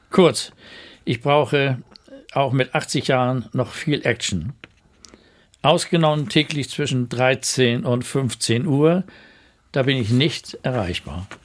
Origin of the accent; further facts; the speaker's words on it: Bad Segeberg, Schleswig-Holstein, Germany; also born or lived in Kiel; Aufgewachsen bin ich in Bad Segeberg, später in Kiel. Dort habe ich auch Medizin studiert und die Liebe meines Lebens kennengelernt.